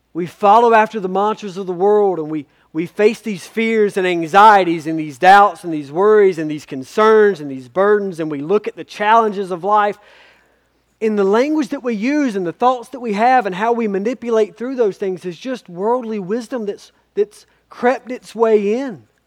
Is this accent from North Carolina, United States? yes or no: yes; Spivey's Corner, North Carolina, United States; I grew up in Spivey's Corner.